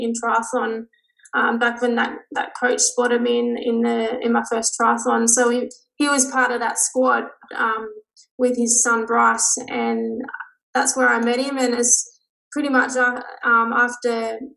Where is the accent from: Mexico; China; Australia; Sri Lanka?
Australia; Newcastle, New South Wales; I grew up in Newcastle, which is 2 hours north of Sydney, but in a little town called Caves Beach.